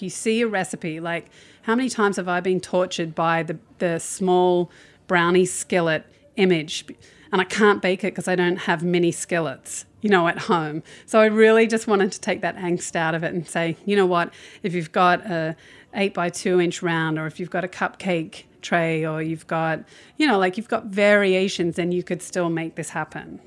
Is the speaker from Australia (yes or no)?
yes; Australia; moved away; as an Australian